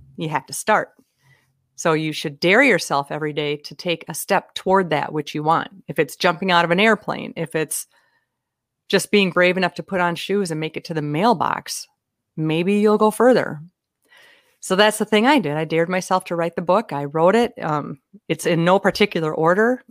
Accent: Minnesota, United States; I'm from Minnesota

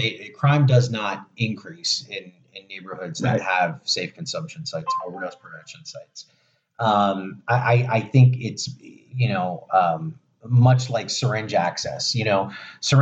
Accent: Florida, United States; Born and raised in Florida.

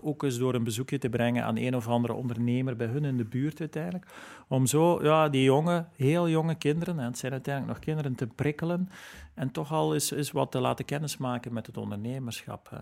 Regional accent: Flanders, Belgium; als Vlaming en als Belg

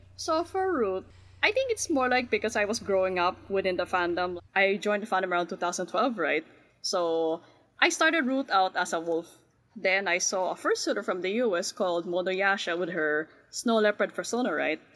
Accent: National Capital Region, Philippines; I'm from the Philippines, technically the NCR region

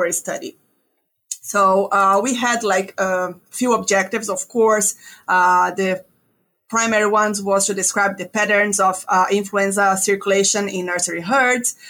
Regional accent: Brazil; moved away as an adult; also born or lived in Ontario, Canada; now in North Carolina, United States; I'm originally from Brazil, where I got my DVM.

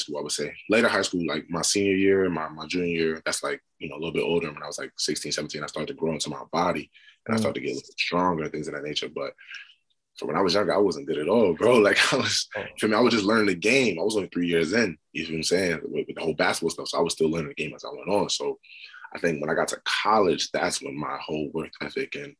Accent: New York City, New York, United States; moved away as an adult; now in United Kingdom; I grew up in Brooklyn, man. Brooklyn, like Flatbush

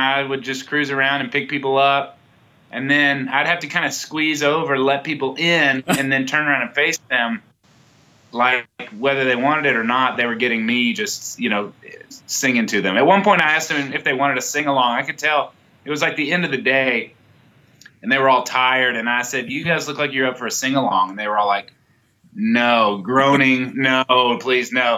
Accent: Texas, United States; I'm from Texas

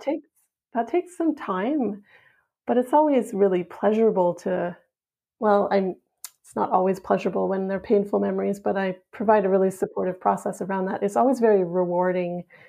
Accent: Yukon, Canada; the house where my mom grew up, which is also where I grew up in the Yukon.

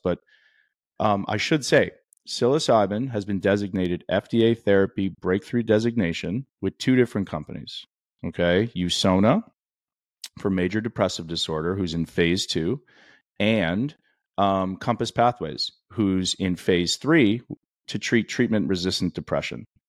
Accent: Canada; I grew up in Canada

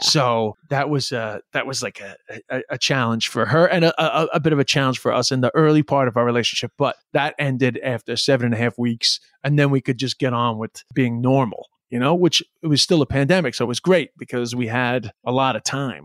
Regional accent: New York City, New York, United States; moved away; also born or lived in China; I'm from Flushing, Queens

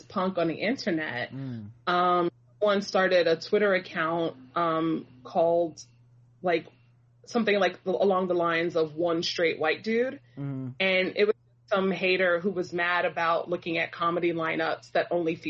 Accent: New York City, New York, United States; I'm a Brooklyn native

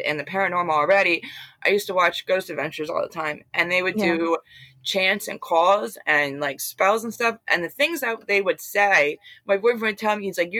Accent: Bucks County, Pennsylvania, United States; moved away as an adult; now in New Jersey, United States; I'm originally from Bucks County, Pennsylvania

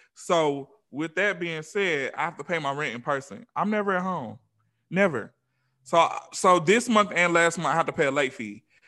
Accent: Atlanta, Georgia, United States; now in Los Angeles, United States; I'm from Atlanta

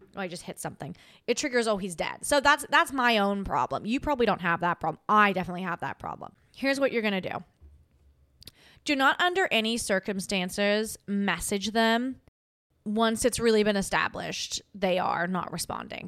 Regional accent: Australia; moved away as an adult; now in United States

